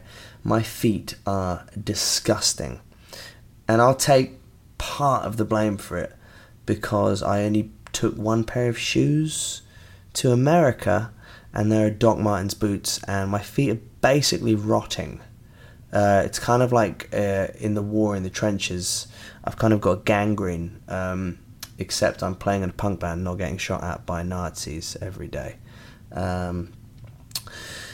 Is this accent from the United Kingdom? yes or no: yes; England, United Kingdom; I'm English